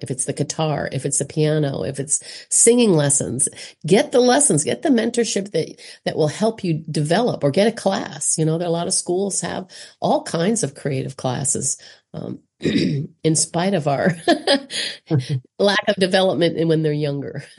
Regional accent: South Carolina, United States; I'm obviously American from South Carolina and on the East Coast

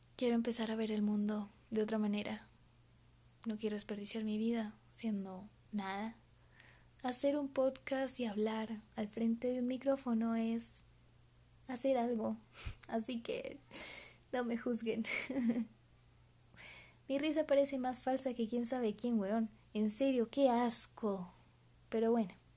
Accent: Colombia; Soy de Colombia. Eh, quizás no se me note un poquito el acento

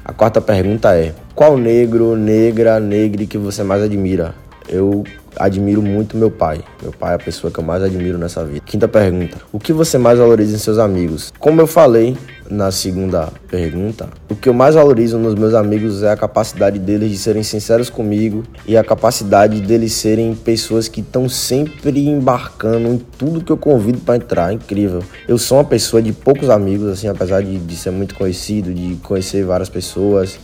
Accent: Bahia, Brazil; Eu sou baiano, então eu digo muito véi, eu digo muito pivete

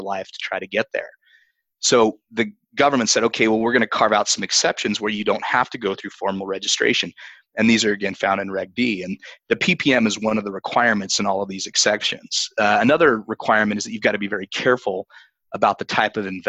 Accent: Utah, United States; My home state of Utah

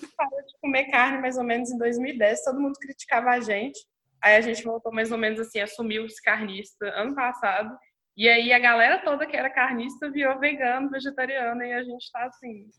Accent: Belo Horizonte, Minas Gerais, Brazil; sou de Belo Horizonte, nasci aqui, estou aqui

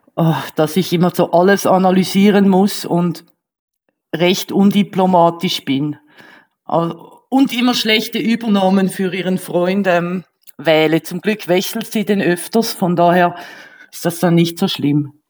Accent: Switzerland; accent: Swiss; first language Swiss German; ich bin ja Schweizerin

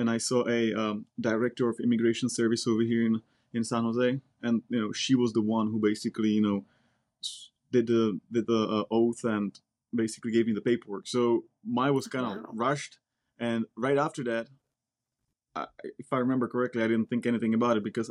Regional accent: Czechia; English is a second language; moved away as an adult; also born or lived in Silicon Valley, United States; now in United States; I'm originally from the Czech Republic. I came over here back in 2006.

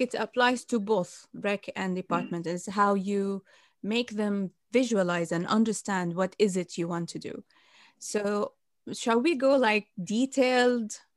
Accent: Bahrain; moved away; I wanted to do in my home country in Bahrain

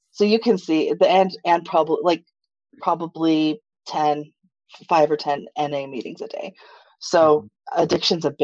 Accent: Japan; now in United States; I'm a military brat. So I grew up in Japan.

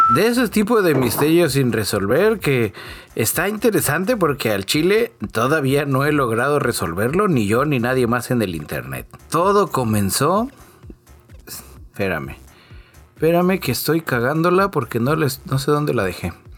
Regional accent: Mexico; Soy de México

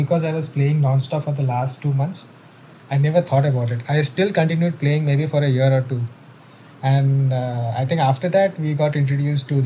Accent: Mumbai, Maharashtra, India; how I grew up. So it was in the suburbs of Mumbai, you know the place where we have grown up

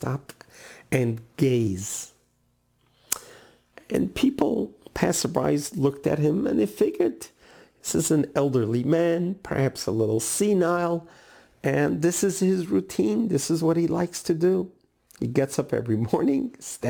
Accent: New York City, New York, United States; Where I grew up in Brooklyn, New York, there was a neighborhood called Borough Park

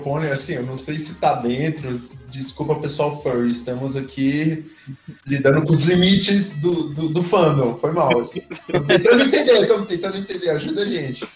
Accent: Brasília, Federal District, Brazil; nós somos de Brasília

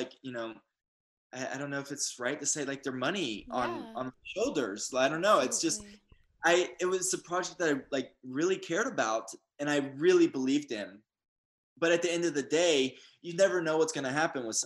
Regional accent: Atlanta, Georgia, United States; moved away as an adult; also born or lived in Los Angeles, United States; I was raised in Atlanta

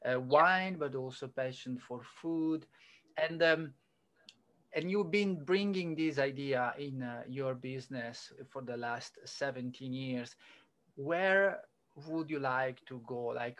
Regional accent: Italy; now in Australia; I'm coming from Italy.

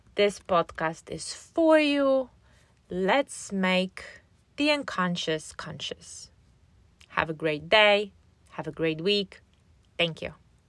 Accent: Poland; moved away as an adult; now in United States; I was born and raised in Poland, and after graduating from high school, I moved here. to, um, to the States where I live now.

